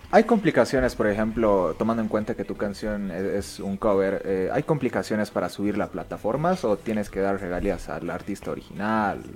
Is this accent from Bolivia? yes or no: yes; Bolivia; tengamos como bolivianos